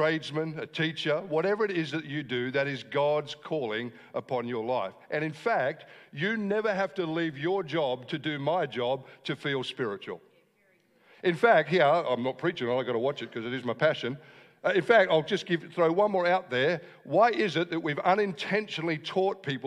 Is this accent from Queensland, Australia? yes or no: no; Wollongong, New South Wales, Australia; I am from Wollongong